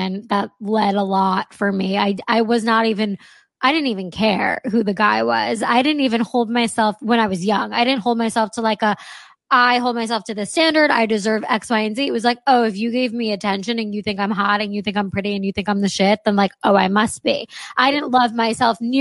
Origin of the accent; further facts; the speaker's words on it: New York, United States; moved away as an adult; also born or lived in Los Angeles; I was raised in New York